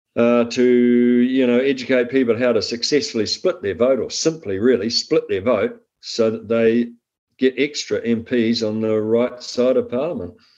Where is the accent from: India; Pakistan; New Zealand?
New Zealand; Waikato; I'm from the Waikato. I grew up on uh, farmland in the Waikato